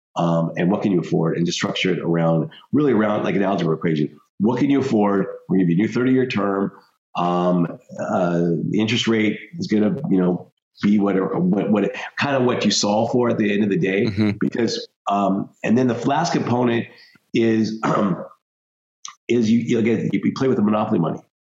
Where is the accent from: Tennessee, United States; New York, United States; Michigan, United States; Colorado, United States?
Colorado, United States; Denver; I grew up in Denver, Colorado.